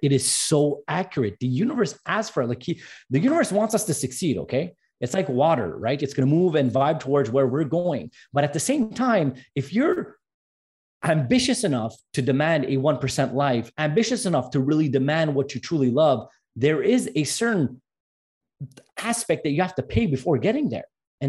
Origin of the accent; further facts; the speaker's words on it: Montreal, Quebec, Canada; that speech was actually in French because I'm from Montreal